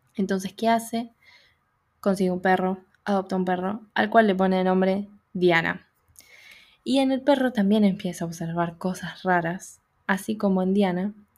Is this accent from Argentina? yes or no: yes; Buenos Aires, Argentina; como porteña